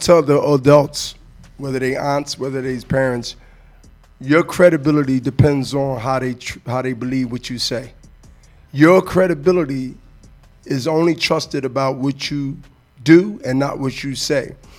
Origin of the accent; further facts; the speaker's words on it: Diamond Street, Germantown, Pennsylvania, United States; We come from Diamond Street to to to to Germantown